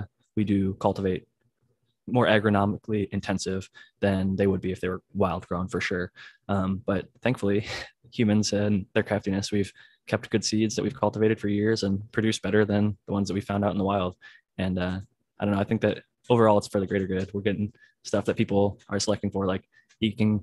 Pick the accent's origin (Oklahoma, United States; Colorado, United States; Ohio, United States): Ohio, United States; growing up in Ohio